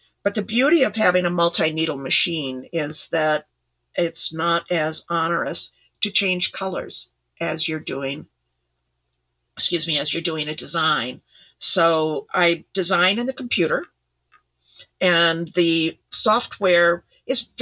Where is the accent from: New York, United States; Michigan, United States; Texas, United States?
New York, United States; Ithaca; moved away; also born or lived in Midwest; I grew up in Ithaca, New York